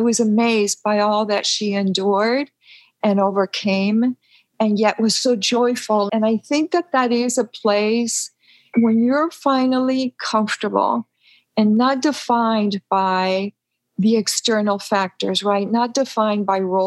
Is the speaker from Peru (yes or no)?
yes; Peru; moved away; We were born and raised in Peru